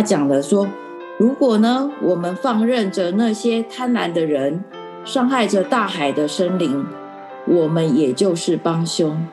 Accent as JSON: {"language": "Chinese", "town": "Keelung", "country": "Taiwan", "tie": "born or raised there", "said": "我本身是在那个基隆长大的，嘿嗯。，一，呃，整个童年过程一直到我念大学之前，我都是，呃，在基隆长大的"}